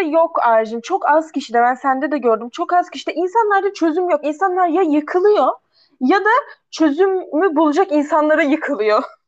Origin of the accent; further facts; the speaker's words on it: Ankara, Turkey; also born or lived in Karşıyaka, İzmir; now in İzmir, Turkey; nerelisin diye sorulduğunda, işte Ankara diyorum, nerede yaşıyorsun? İzmir, Karşıyaka diyorum.